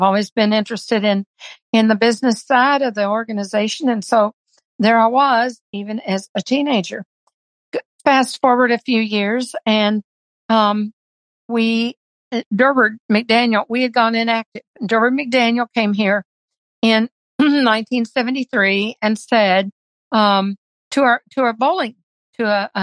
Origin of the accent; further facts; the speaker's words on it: Kentucky, United States; I grew up in the Kentucky Federation